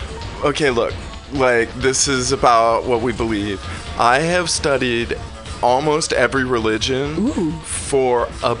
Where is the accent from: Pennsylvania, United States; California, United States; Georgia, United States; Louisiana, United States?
California, United States; I've only known California.